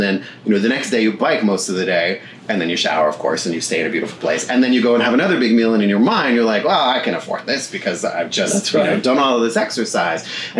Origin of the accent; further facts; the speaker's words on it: Niagara, Ontario, Canada; moved away as an adult; now in United States; When I was a kid, I grew up in Niagara